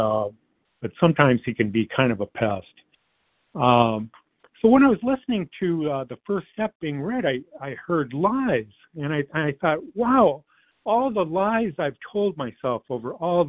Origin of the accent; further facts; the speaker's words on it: Detroit, Michigan, United States; I grew up in the Metro Detroit area